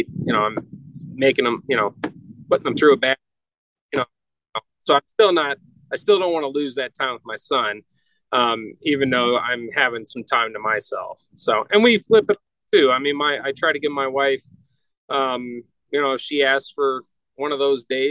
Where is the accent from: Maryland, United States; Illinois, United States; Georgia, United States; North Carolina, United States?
Georgia, United States; North; now in Colorado, United States; I grew up in North Georgia